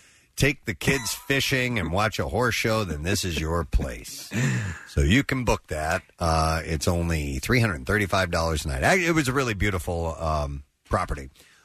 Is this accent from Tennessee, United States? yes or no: yes; Tennessee, United States; moved away; also born or lived in South Carolina; I did live in the South for a little while in South Carolina. I was born in Tennessee.